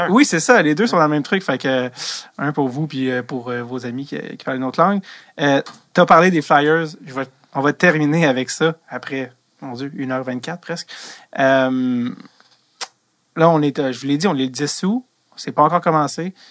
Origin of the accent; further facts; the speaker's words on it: Quebec, Canada; je suis québécois